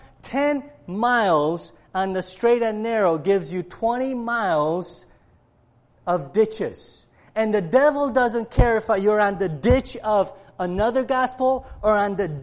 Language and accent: English; Cleveland, Ohio, United States; I grew up in Cleveland, and I'm a Browns fan